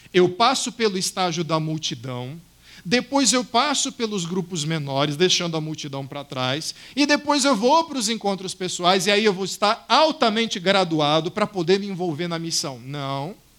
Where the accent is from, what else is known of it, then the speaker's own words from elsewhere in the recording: Cuiabá, Mato Grosso, Brazil; moved away; no centro da cidade de Cuiabá, de onde eu vim